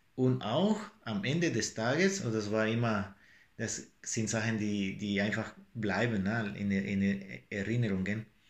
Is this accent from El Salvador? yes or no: yes; El Salvador; German is a second language; moved away; mit meiner Heimat El Salvador